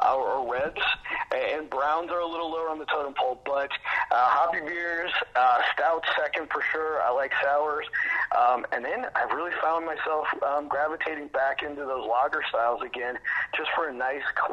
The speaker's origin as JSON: {"language": "English", "town": "St. Louis", "region": "Missouri", "country": "United States", "tie": "born or raised there", "moved": "as an adult", "lives_now": "Oskaloosa, United States", "said": "I grew up in the big city of St. Louis, bigger city, I should say, of St. Louis"}